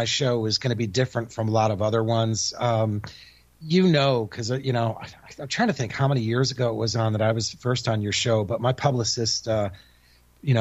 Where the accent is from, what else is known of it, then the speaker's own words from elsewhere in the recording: Connecticut, United States; moved away; also born or lived in Texas / California / Japan; I'm born and raised in Connecticut